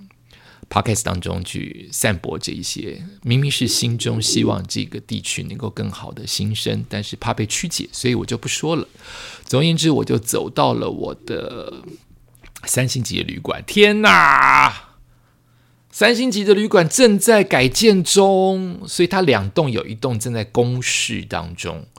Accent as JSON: {"language": "Chinese", "region": "Bangkok", "country": "Thailand", "tie": "born or raised there", "said": "然后曼谷固定的气味回来了，就是我的家乡的味道回来了"}